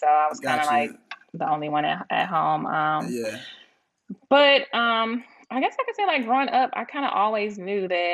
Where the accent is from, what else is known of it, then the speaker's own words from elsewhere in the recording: Laurel, Mississippi, United States; moved away; I'm from Laurel, Mississippi